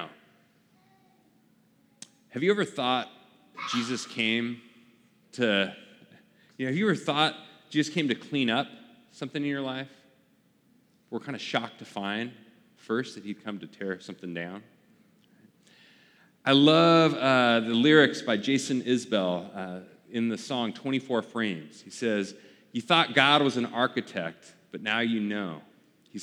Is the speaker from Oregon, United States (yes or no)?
yes; Portland, Oregon, United States; moved away; I lived in Portland, kind of my hometown back at the time